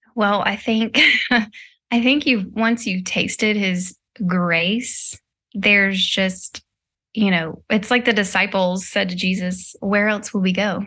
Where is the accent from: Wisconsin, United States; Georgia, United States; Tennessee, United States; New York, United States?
Tennessee, United States; Nashville; also born or lived in Hendersonville, Tennessee; now in California, United States; I'm born and raised in Nashville